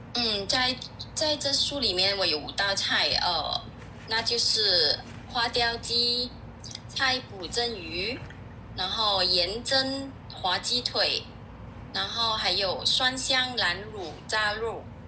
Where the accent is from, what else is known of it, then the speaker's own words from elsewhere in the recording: Kuala Lumpur, Malaysia; 我是来自马来西亚吉隆坡的作者